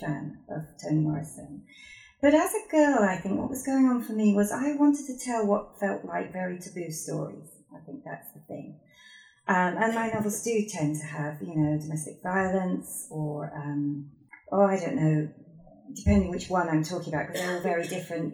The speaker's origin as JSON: {"language": "English", "region": "Yorkshire and the Humber", "country": "United Kingdom", "moved": "yes", "lives_now": "Cambridgeshire, United Kingdom", "said": "I'm a girl from Yorkshire and I'm white."}